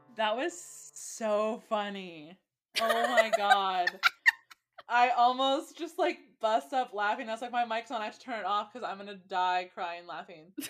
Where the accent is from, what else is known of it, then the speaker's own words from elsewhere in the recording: California, United States; I grew up in California